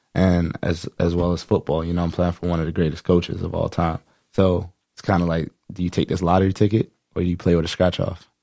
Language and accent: English; Sarasota, Florida, United States; I grew up in Sarasota, Florida